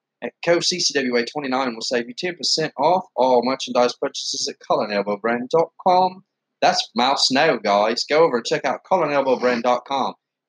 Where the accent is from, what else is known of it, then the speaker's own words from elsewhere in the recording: Blackpool, North West England, United Kingdom; moved away; The UK was just, it was horrible where I was from Blackpool. It rained all the time.